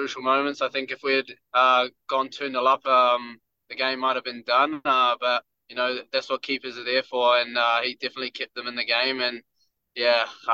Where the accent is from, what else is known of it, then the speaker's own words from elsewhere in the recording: Wellington, New Zealand; I love playing in Wellington. It's my hometown.